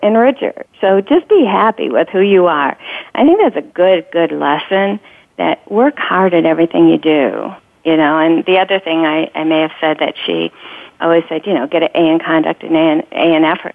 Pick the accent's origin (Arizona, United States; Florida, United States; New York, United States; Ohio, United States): Ohio, United States; Sandusky; I grew up in Sandusky, Ohio um, in a small town, about 23,000 people